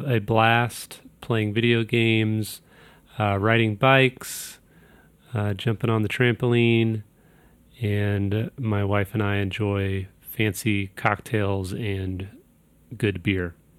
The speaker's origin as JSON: {"language": "English", "town": "Kansas City", "region": "Missouri", "country": "United States", "said": "I'm from Kansas City, Missouri"}